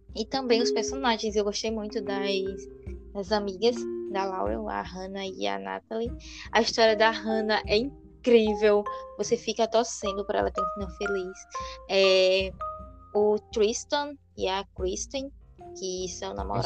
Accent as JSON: {"language": "Portuguese", "country": "Brazil", "said": "somos brasileiros"}